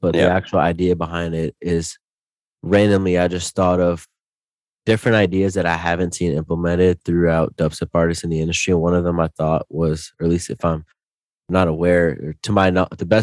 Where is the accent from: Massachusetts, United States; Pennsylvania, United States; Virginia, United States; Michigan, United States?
Virginia, United States; Northern; I lived all over Northern Virginia. So I'm still in Northern Virginia right now, like 30 minutes from DC.